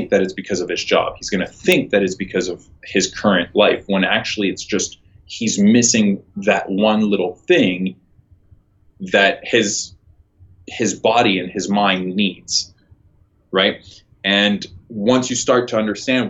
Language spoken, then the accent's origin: English; Toronto, Ontario, Canada; I'm from Toronto.